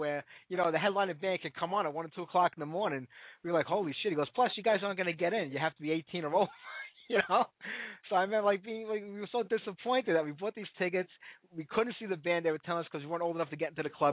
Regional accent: New York City, New York, United States; I grew up in Bensonhurst in Brooklyn

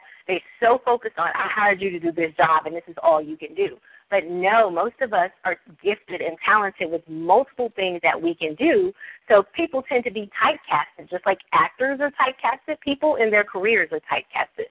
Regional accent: Mississippi, United States; I'm from Mississippi, and, you know, we talk to the cows.

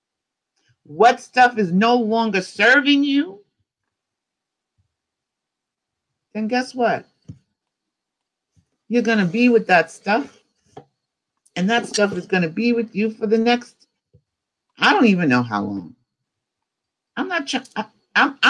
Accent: New York City, New York, United States; I'm from New York City and I walk fast

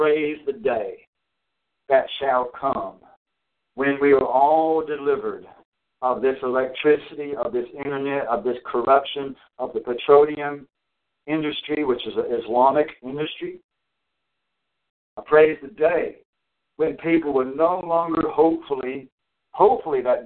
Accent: United States; I am American, and I'm a proud American.

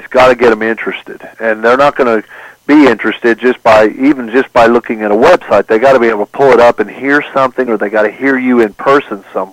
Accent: Oklahoma Panhandle, United States; I grew up in the Oklahoma Panhandle

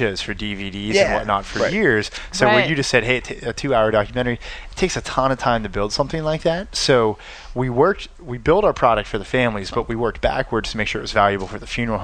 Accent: Pittsburgh, Pennsylvania, United States; growing up in Pittsburgh

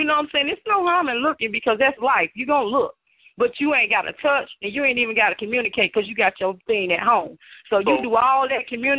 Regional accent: Chicago, Illinois, United States; now in Knoxville, United States

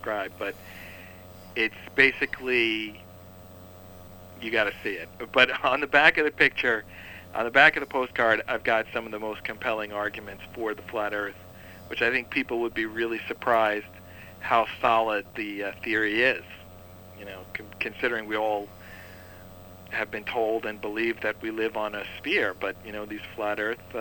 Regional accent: New York City, New York, United States; I'm from Staten Island

